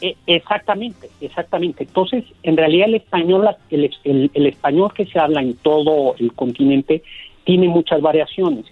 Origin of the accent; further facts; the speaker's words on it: Mexico City, Mexico; accent: chilango; Los chilangos, digamos, de clase media, tenemos un acento menos, como más neutral